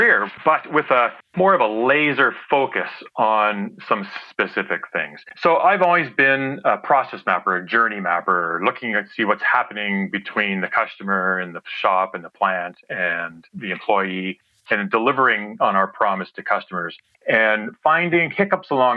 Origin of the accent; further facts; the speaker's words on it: Ontario, Canada; I grew up in Ontario